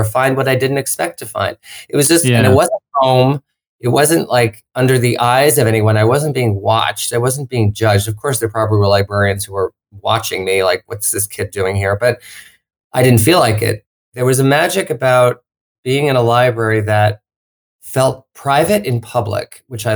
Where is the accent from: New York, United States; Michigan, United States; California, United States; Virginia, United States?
New York, United States; Long Island; I grew up in Long Island outside of New York City and, suburbia